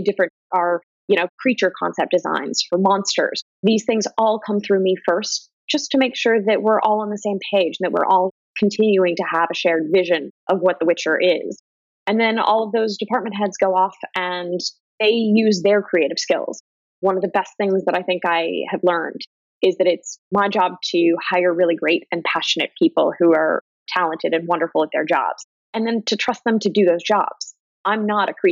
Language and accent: English; Ohio, United States; moved away; I'm from Ohio